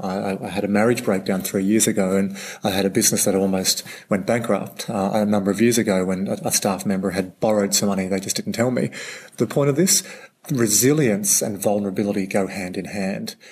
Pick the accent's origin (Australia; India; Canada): Australia; as an Aussie bloke